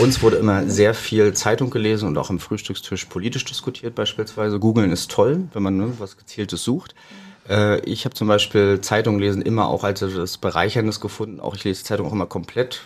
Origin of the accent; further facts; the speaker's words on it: Güstrow, Mecklenburg-Vorpommern, Germany; moved away as an adult; also born or lived in Rostock / Berlin; Ich bin gebürtiger Rostocker, aber aufgewachsen und zur Schule gegangen in Güstrow